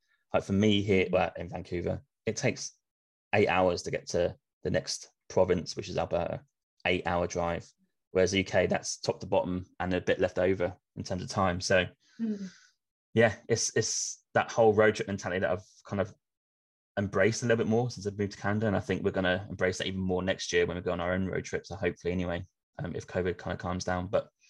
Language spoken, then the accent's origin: English; Australia; Growing up in Australia, you've got arguably no choice to drive unless you want to fly because it's so far away.